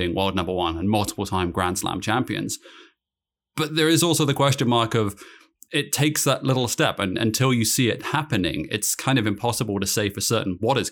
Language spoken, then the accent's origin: English; United Kingdom; moved away